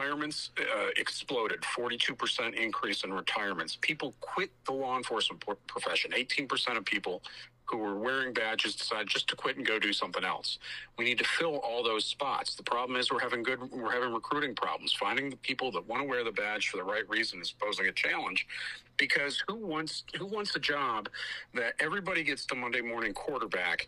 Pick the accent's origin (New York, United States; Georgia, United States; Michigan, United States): Michigan, United States; Detroit; my hometown of Detroit